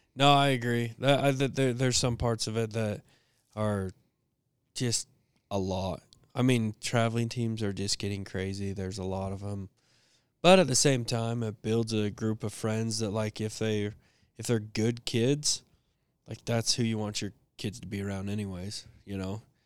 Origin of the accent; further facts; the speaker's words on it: Fayette, United States; moved away; growing up in Fayette